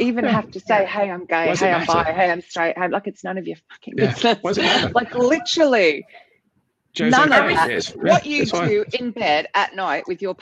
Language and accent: English; Australia; I'm Australian.